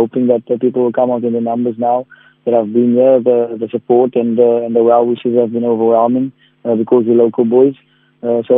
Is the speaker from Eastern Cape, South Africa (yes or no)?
yes; the Metro, Eastern Cape, South Africa; We're all from the Metro. We've been here for a long time.